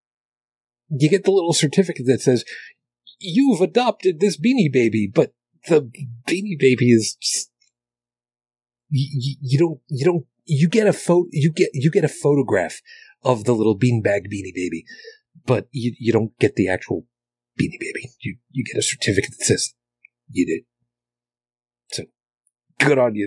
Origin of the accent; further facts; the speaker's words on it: Long Island, New York, United States; moved away as an adult; I grew up on Long Island. I grew up in, suburbia